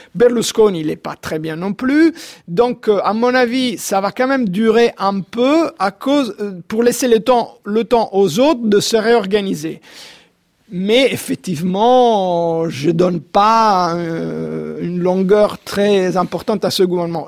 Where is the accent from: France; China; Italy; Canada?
Italy; Rome, Lazio; Moi-même, je suis romain